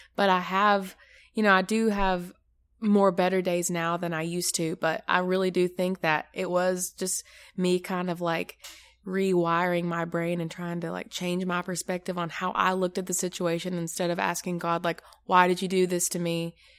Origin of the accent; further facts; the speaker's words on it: Maryville, United States; I am from Maryville, So not far from here.